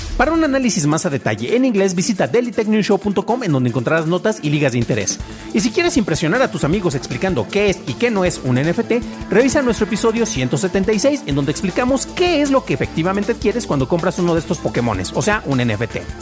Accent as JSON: {"language": "Spanish", "town": "San Juan de los Lagos", "region": "Jalisco", "country": "Mexico", "tie": "born or raised there", "said": "es del lugar del que yo soy nativo."}